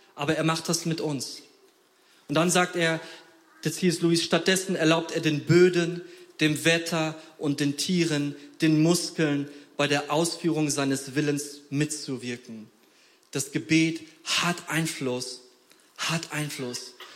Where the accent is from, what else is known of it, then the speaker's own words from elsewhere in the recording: Poland; moved away; ich komme aus Polen